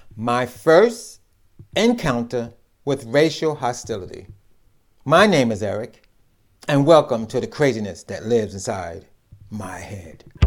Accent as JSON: {"language": "English", "town": "New York City", "region": "New York", "country": "United States", "tie": "born or raised there", "said": "I grew up in New York City"}